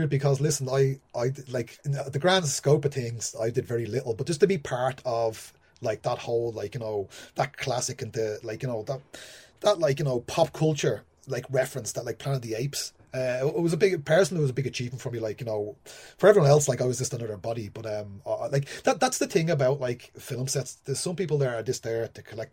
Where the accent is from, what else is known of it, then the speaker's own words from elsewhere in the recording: Ireland; moved away; being Irish and being a writer